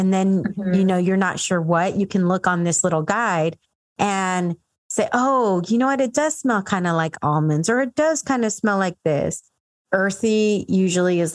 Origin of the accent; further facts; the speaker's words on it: San Diego, California, United States; also born or lived in Dallas; I'm from San Diego